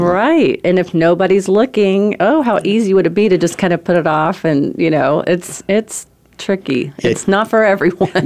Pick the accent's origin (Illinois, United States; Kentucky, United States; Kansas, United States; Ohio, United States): Kentucky, United States; Corbin; moved away as an adult; also born or lived in California / Myrtle Beach; I'm from Corbin, Kentucky. It's a town of seven thousand people